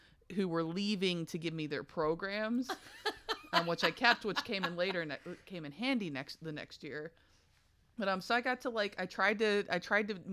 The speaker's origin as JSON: {"language": "English", "region": "Kentucky", "country": "United States", "said": "I'm from Kentucky"}